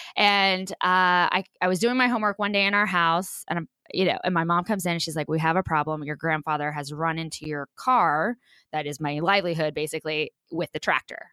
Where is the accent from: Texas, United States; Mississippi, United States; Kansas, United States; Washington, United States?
Kansas, United States; rural; am born and proudly raised in rural Kansas